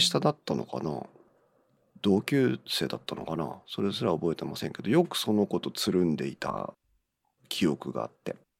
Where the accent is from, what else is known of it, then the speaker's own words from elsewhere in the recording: Chiba, Japan; now in Tohoku, Japan; 生まれはね千葉県だったんです。